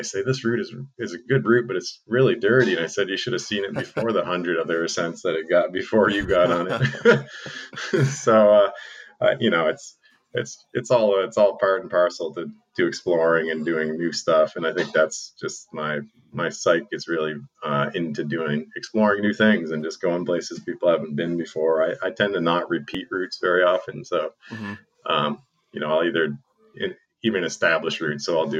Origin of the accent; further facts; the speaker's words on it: southern Vermont, United States; also born or lived in Massachusetts; I actually grew up in southern Vermont